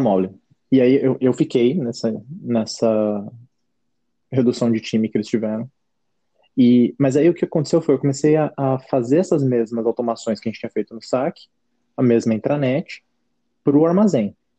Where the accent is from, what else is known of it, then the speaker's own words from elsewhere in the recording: Jundiaí, São Paulo, Brazil; de Jundiaí, minha cidade natal, onde eu estava nessa época